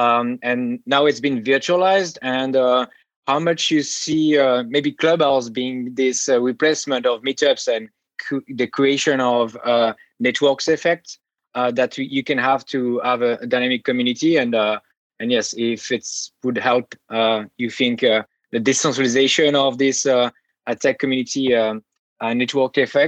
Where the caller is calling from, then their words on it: San Francisco, California, United States; And I'm talking from San Francisco.